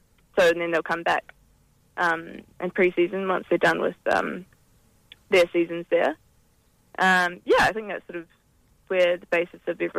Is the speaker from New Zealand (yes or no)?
yes; New Zealand; now in Perth, Australia; Yeah, well, so obviously I'm Kiwi. I've been playing for Perth for the last three seasons.